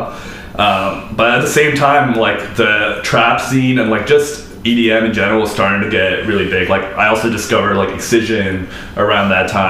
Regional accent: Southern California, United States; moved away; growing up in Southern California

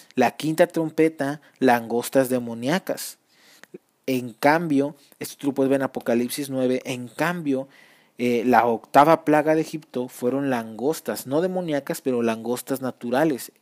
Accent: Mexico; yo soy mexicano

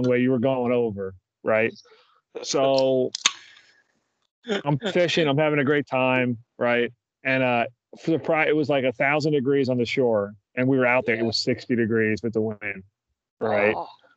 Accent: New Jersey, United States; moved away; my home state of New Jersey

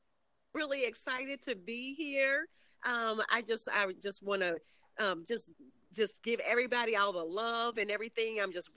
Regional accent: Chicago, Illinois, United States; I'm originally from the West Side, born and raised.

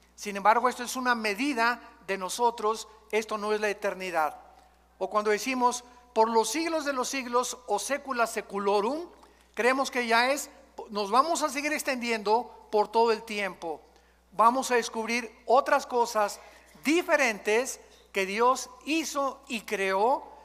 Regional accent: Mexico; todos nosotros venimos de la religión popular, de aquí en México

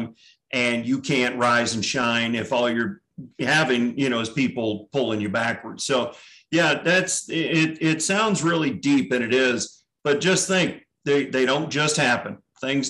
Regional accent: St. Louis, Missouri, United States; I was born and raised in St. Louis, Missouri.

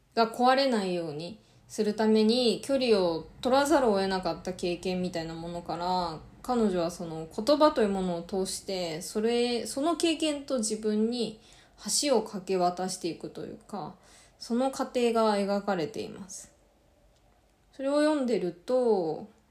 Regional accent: Japan; first language Japanese; 両親も日本人で、バリバリの日本で、あの、育ちました

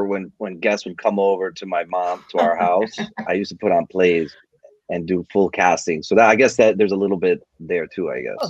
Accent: New York City, New York, United States; moved away; also born or lived in Miami; I'm Cuban American, right? I grew up in New York City. I lived in Miami.

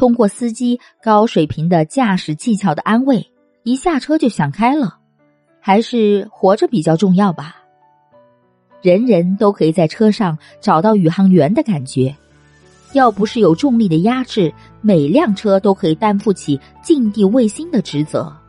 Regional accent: Guangxi, China; 那次去重庆，一听我是广西来的，司机师傅突然唱起了山歌。

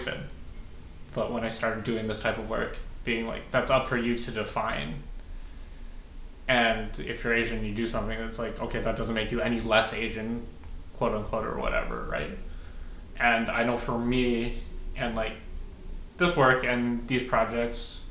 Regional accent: Calgary, Alberta, Canada; moved away as an adult; now in Lower Mainland, Canada; I grew up in Calgary.

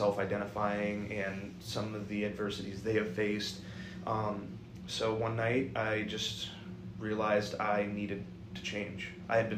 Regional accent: Kane, Pennsylvania, United States; moved away as an adult; also born or lived in Incirlik, Turkey / Ramstein, Germany / Maryland / Nebraska; come from a small town in Pennsylvania, decided to join the Air Force, do a little bit of traveling, mainly to get out of my town

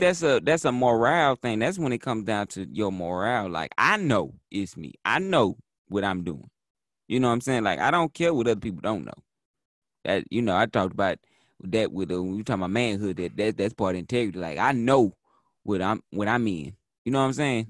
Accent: Texas, United States; I'm from Texas, so I'm from the country of Texas

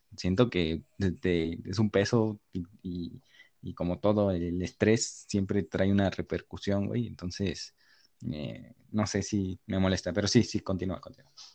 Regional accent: Mexico; nacer en este país que ni siquiera elegí yo nacer en este país

